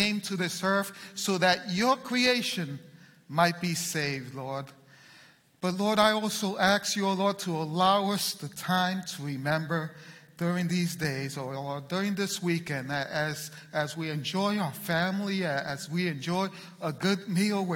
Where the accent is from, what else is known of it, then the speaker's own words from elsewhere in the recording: Puerto Rico; I'm Puerto Rican.